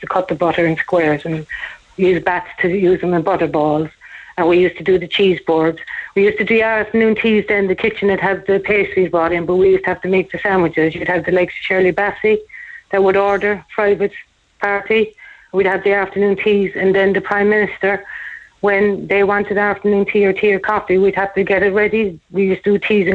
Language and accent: English; Kerry, Munster, Ireland; moved away as an adult; also born or lived in Ballyphehane, Cork / London; now in Cork, Ireland; I'm actually originally from Kerry, but I moved to Ballyfihan